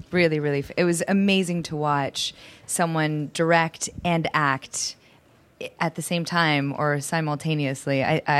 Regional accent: Toronto, Ontario, Canada; moved away; I'm from Toronto. I grew up in Toronto, so for me that's kind of East Coast

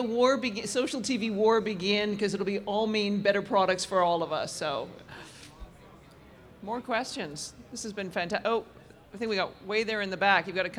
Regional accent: Canada; being Canadian

